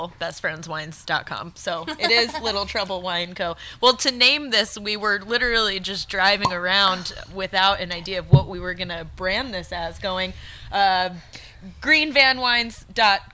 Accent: Florida, United States; now in Northern California, United States; I'm from Florida, the culinary epicenter of the United States

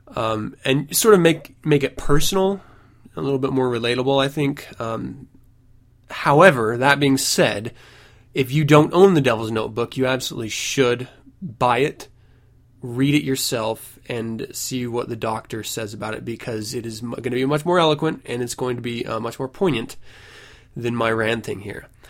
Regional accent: United States; I am an American after all

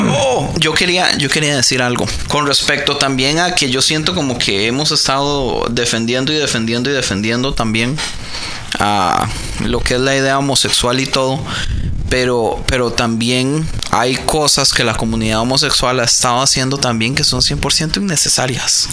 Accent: Costa Rica; now in United States; decimos en Costa Rica

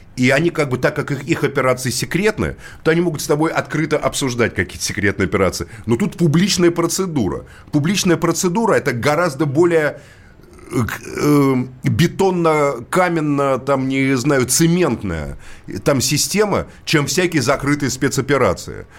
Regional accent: Moscow, Russia; Как коренной москвич

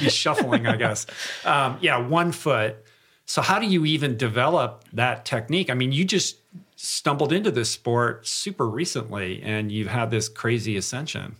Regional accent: Michigan, United States; I'm, I'm from Michigan.

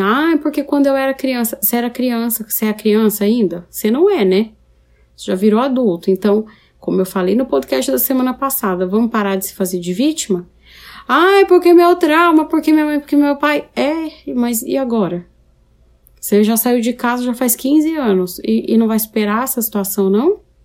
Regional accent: São Paulo, Brazil; moved away as an adult; now in Paraná, Brazil; Eu sou de São Paulo, capital. Eu estou no interior do Paraná agora.

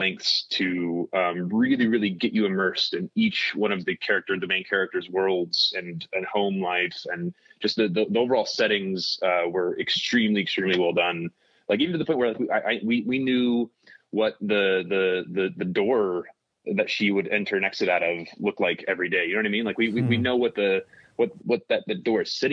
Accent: United States; as an American

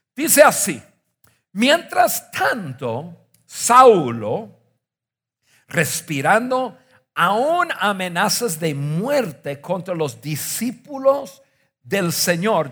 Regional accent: northern United States, United States; moved away; Yo crecí en Estados Unidos, crecí en el norte de Estados Unidos en los, eh, años 70 y 80.

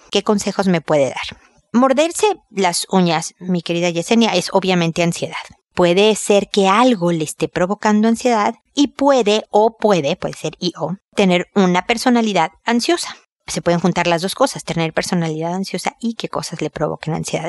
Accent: Mexico; also born or lived in United States; now in Chile; Yo soy mexicana, vivo en Chile. También he vivido por razones de trabajo en Estados Unidos.

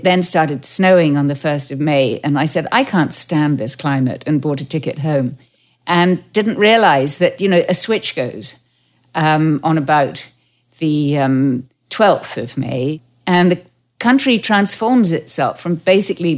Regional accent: Derbyshire Dales, East Midlands, United Kingdom; moved away as an adult; now in Canada; I grew up in the Derbyshire Dales, and I knew the Yorkshire Moors

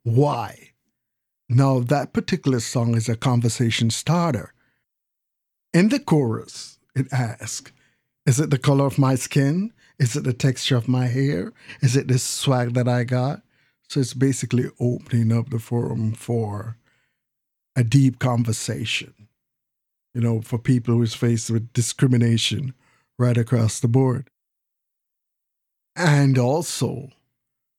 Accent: Jamaica; now in United States; I was born in the Caribbean on an island called Jamaica. Yes, Jamaica, West Indies. Then my parents and I migrated to the States

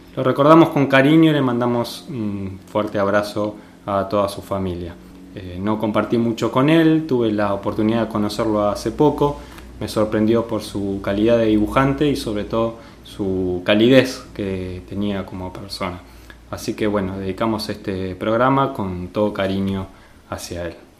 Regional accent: San Miguel, Buenos Aires Province, Argentina; yo me crié ahí cerca, en San Miguel

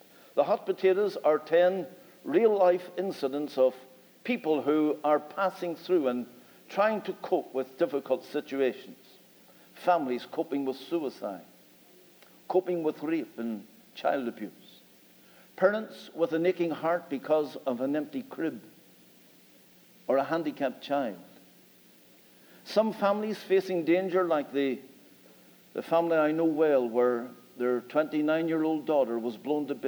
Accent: Northern Ireland, United Kingdom; We come from Northern Ireland and our accent is a little bit different.

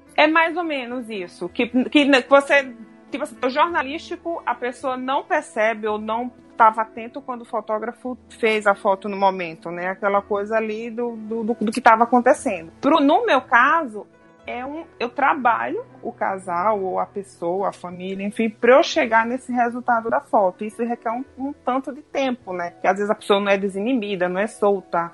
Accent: Maceió, Alagoas, Brazil; moved away as an adult; also born or lived in Buenos Aires; eu sou de Maceió tá. né, de Alagoas

